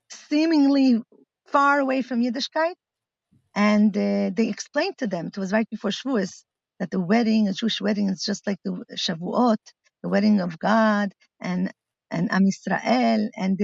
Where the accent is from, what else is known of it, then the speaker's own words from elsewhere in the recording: Milan, Lombardy, Italy; English is a second language; now in Israel; Uh-huh. My parents are shlichas in Milan. And I grew up in Shlichus